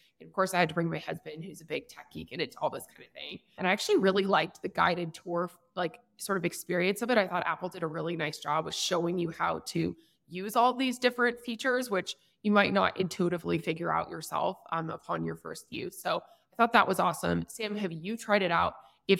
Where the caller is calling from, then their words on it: Mexico City, Mexico; I am calling in from Vayner, Mexico. We just moved into a beautiful new office in Mexico City. So that is where I am.